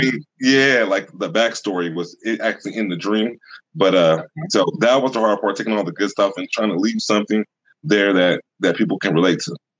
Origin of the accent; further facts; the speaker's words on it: Sacramento, California, United States; I'm from Sacramento originally